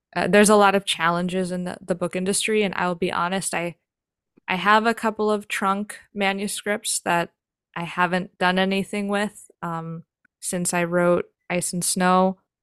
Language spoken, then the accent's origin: English; New York, United States; I grew up in New York